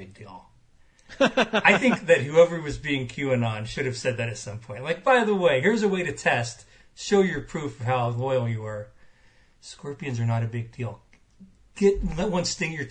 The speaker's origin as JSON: {"language": "English", "region": "Illinois", "country": "United States", "tie": "born or raised there", "also_born_or_lived": "Minnesota", "moved": "yes", "said": "I grew up in Illinois"}